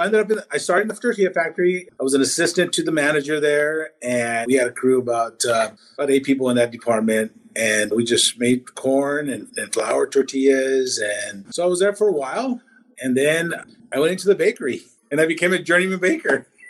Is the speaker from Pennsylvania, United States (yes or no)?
no; Washington, United States; also born or lived in Tabasco, Mexico / Los Angeles, California; I was in Los Angeles till about ten, and then I've been in Washington ever since then. So yeah, I grew up in Washington.